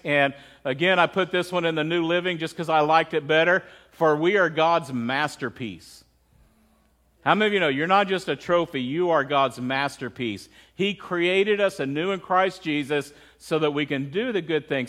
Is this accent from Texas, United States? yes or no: yes; Midland, Texas, United States; I grew up in Texas